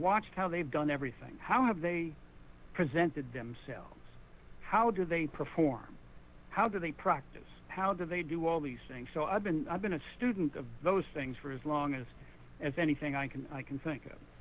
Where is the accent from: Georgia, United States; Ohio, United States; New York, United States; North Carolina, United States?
New York, United States; moved away as an adult; also born or lived in the Berkshires, Massachusetts; I grew up in New York